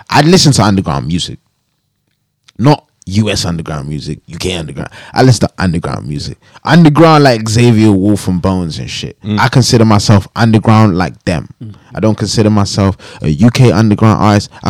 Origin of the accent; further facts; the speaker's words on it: Jamaica; now in United Kingdom; I'm Jamaican. My my country built the fucking back of this whole fucking shit.